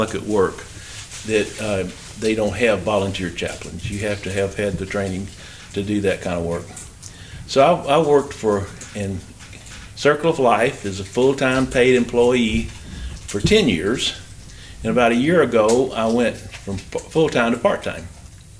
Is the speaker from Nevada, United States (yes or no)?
no; Memphis, Tennessee, United States; I'm from Memphis, too